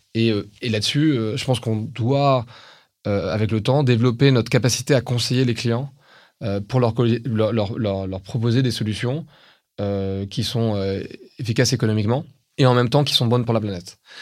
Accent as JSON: {"language": "French", "country": "France", "said": "on est français"}